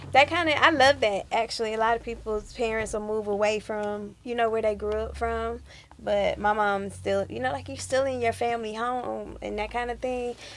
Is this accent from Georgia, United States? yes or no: yes; Atlanta, Georgia, United States; I grew up here in Atlanta